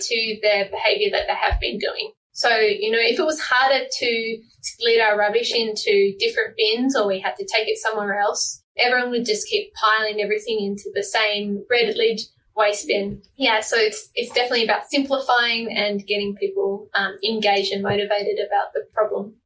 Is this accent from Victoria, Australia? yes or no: no; Tasmania, Australia; moved away as an adult; now in Seattle, United States; I'm from Tasmania, so you know, I like my small towns